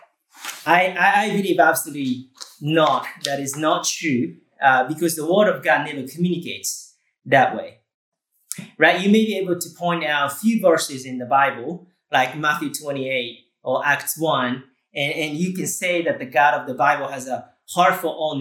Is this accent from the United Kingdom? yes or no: no; Japan; moved away; I grew up in Japan and totally unchurched.